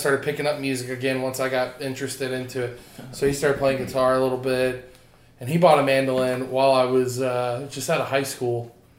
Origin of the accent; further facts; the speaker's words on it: Molino, Florida, United States; Yeah, I'm from Molino